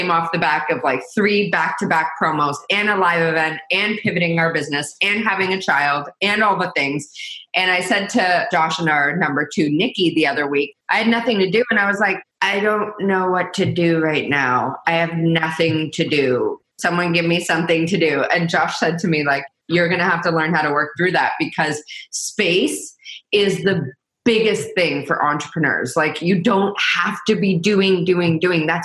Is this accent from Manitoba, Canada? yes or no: no; Toronto, Ontario, Canada; And I'm from Toronto.